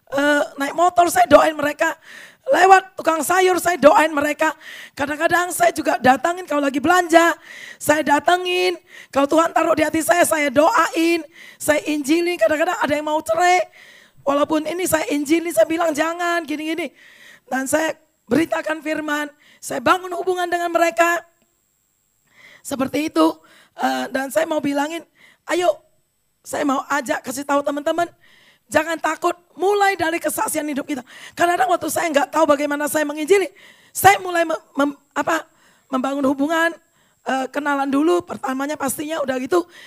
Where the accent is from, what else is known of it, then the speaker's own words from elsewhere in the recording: Medan, North Sumatra, Indonesia; Saya orang Medan. Orang Medan itu biasanya agak keras ya, sombong biasanya ya.